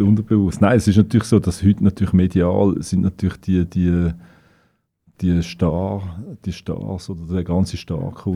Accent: Winterthur, Zurich, Switzerland; Ich bin in einem Arbeiterquartier aufgewachsen in Wülflingen.

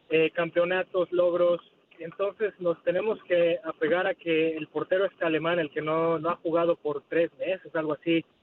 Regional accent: Mexico; yo soy mexicano

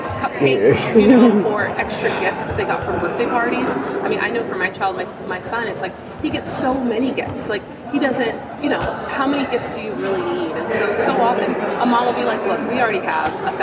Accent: California, United States; moved away as an adult; now in Michigan, United States; growing up in California

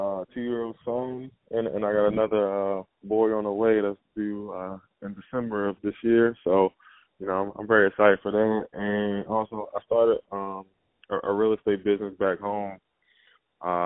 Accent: United States; It was in Washington, D.C., close to my hometown

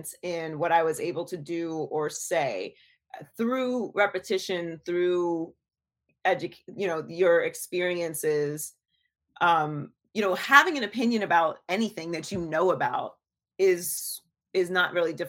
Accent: Pittsburgh, Pennsylvania, United States; also born or lived in Miami; now in Los Angeles, United States; I was born and raised in Pittsburgh, Pennsylvania

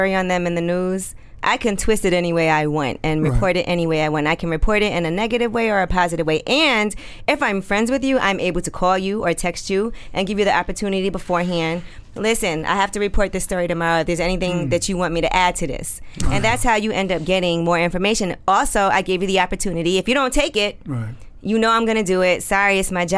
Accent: New York City, New York, United States; I'm from Brooklyn.

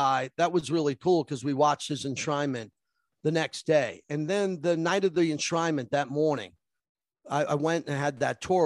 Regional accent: New York, United States; being a New Yorker like we both are

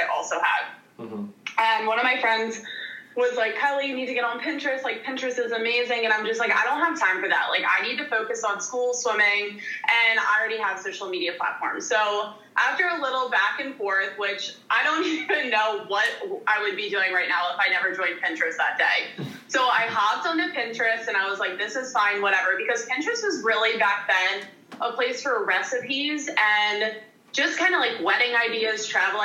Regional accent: outside of Philadelphia, Pennsylvania, United States; moved away as an adult; also born or lived in Richmond, Virginia / East Carolina; I grew up outside of Philadelphia in the sticks

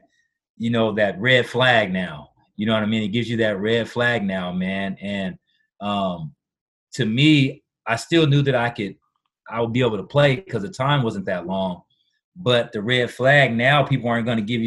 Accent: Washington, United States; back at home in Washington

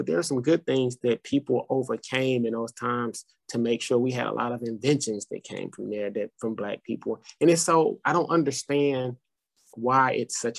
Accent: Madison, Tennessee, United States; I grew up in Madison

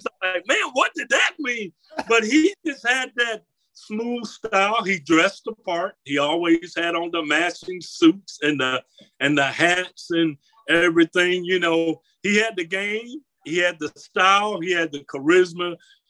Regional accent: Roberta, Georgia, United States; moved away as an adult; also born or lived in Kentucky; I'm from Georgia

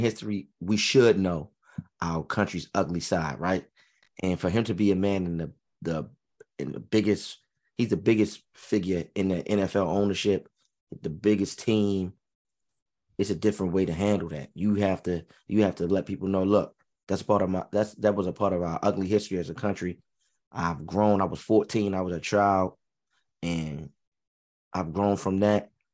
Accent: United States; as an American

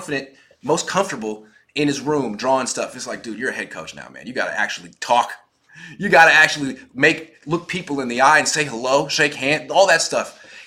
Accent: Oakland, California, United States; I'm from Oakland.

